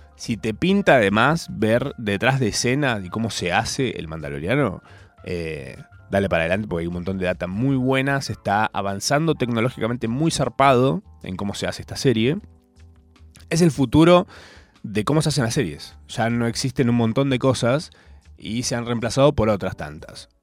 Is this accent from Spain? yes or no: no; Argentina; Soy un argentino más